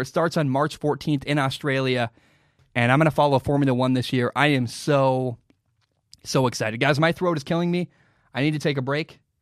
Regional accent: United States; I grew up in America

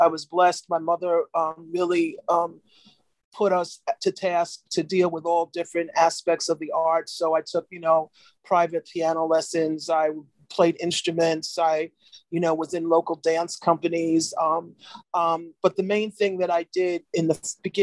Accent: New York, United States; I'm from New York

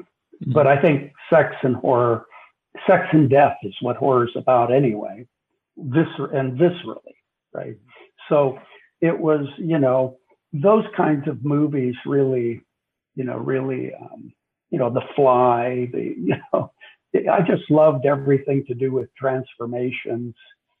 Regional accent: Panama; and I lived in, I was brought up in Latin America, so I was living in Panama at that time, And we didn't have television. This is the 50s.

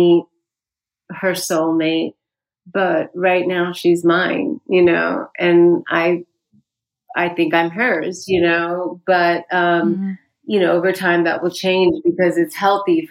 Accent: United States; also born or lived in India; I grew up 25% of my childhood was spent in India, because while I've been here since I was four and went mostly through the American school system

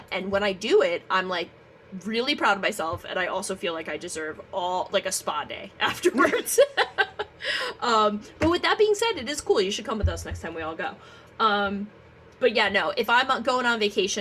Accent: United States; we're American

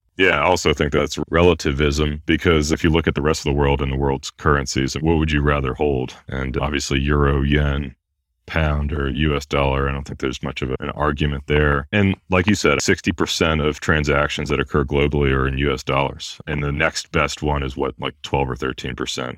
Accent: United States; how lucky we are to be Americans

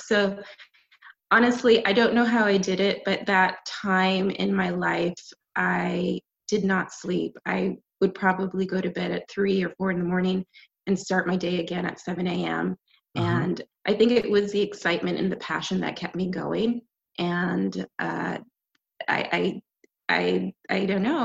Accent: Canada; moved away as an adult; also born or lived in Jamaica / New York / Los Angeles; now in United States; I am Canadian, and uh, my parents are Jamaican, and we migrated to the U.S. and I came here for school, uh, undergrad, and I stayed

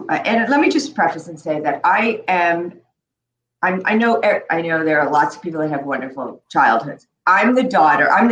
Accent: New York City, New York, United States; also born or lived in Chicago; I grew up in Queens in Forest Hills.

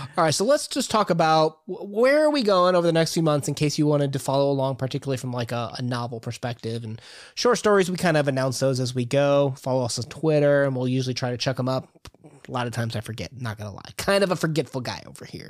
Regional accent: United States; about as Irish as every other American that says that they're Irish

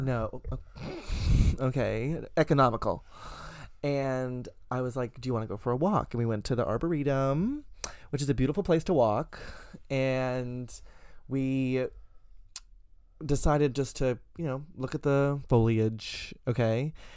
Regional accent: the South, United States; I was raised in the South

